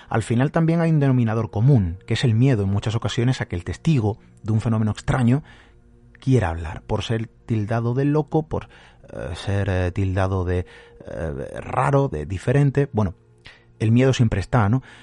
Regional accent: Málaga, Andalusia, Spain; yo soy de Málaga

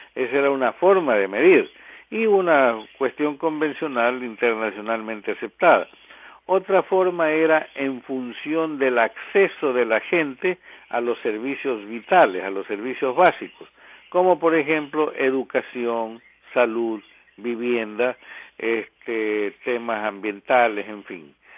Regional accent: Ecuador

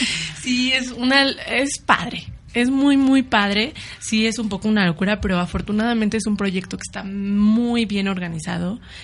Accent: Morelos, Mexico; Yo soy de Morelos

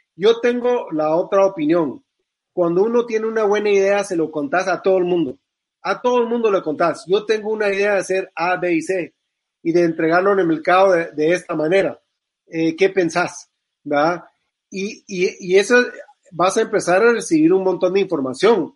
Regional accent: Guatemala; yo como guatemalteco

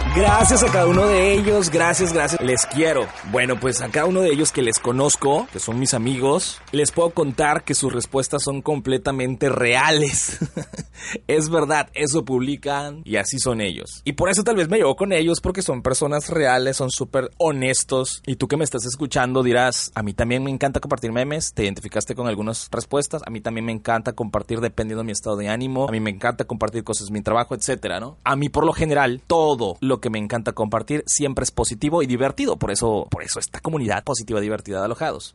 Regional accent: Mexico; somos mexicanos

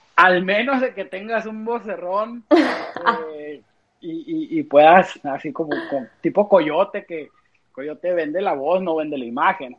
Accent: United States; somos músicos de acá, de Estados Unidos

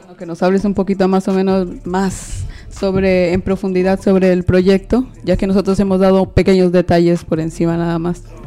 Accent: Peru; now in Madrid, Spain; soy una persona inmigrante, de, soy de Perú

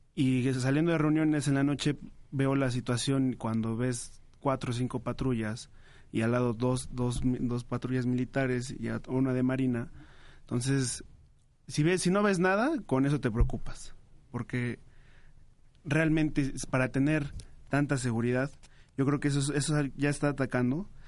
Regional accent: Teotihuacán, State of Mexico, Mexico; Yo soy de Teotihuacán, del estado

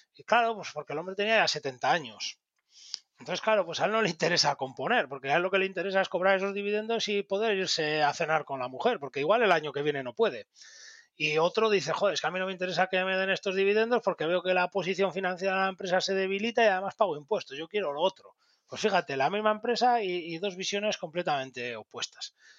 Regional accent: Bilbao, Basque Country, Spain; siendo bilbaíno

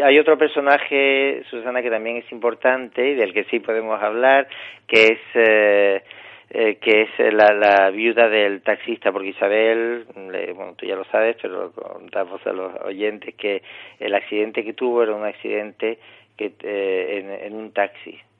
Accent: Tangier, Tanger-Tetouan-Al Hoceima, Morocco; moved away as an adult; nací en Tánger y viví en Marruecos los 27 primeros años de, mi vida

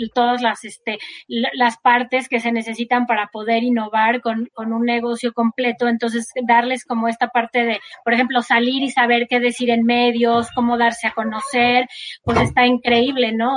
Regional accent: Mexico; como mexicanos

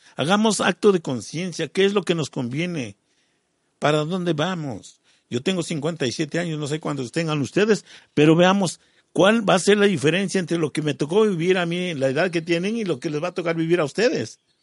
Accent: Mexico; Eso indígena ya lo tenemos en la sangre. Y eso es lo que somos todos los mexicanos

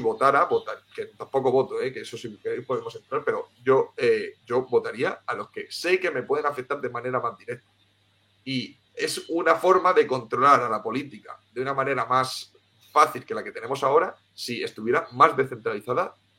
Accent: Cartagena, Region of Murcia, Spain; also born or lived in Tenerife; yo soy de Cartagena, de Murcia, y lo que pasa es que viví unos años en Tenerife.

